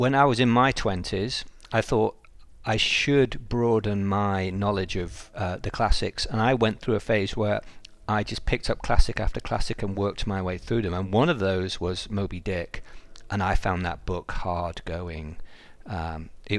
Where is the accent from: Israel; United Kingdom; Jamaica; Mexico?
United Kingdom; England; moved away; I'm English